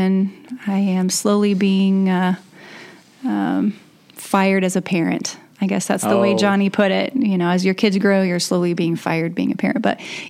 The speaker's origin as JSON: {"language": "English", "town": "Warsaw", "region": "Indiana", "country": "United States", "tie": "born or raised there", "also_born_or_lived": "Columbia City, Indiana", "said": "I grew up in Warsaw, Indiana, and Pearston, and then Warsaw. I graduated from Warsaw High School. I moved to Columbia City when I was a freshman in college."}